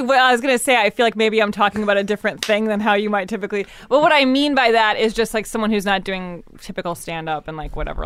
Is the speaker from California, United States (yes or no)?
no; Evanston, Illinois, United States; I grew up in Evanston